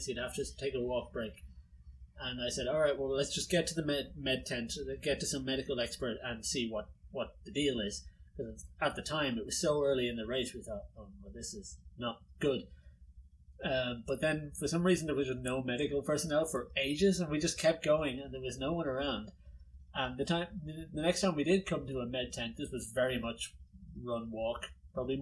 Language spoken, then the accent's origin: English; Dublin, Leinster, Ireland; Growing up in Dublin